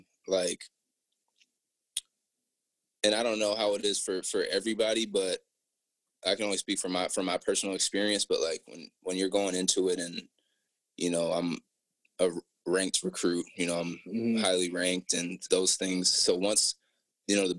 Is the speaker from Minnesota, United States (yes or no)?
yes; Apple Valley, Minnesota, United States; growing up in Apple Valley, Minnesota